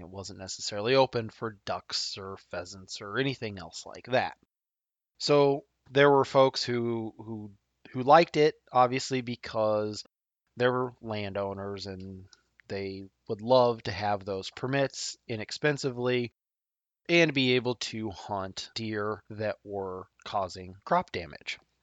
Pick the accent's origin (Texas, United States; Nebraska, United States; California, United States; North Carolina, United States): Nebraska, United States; my home state of Nebraska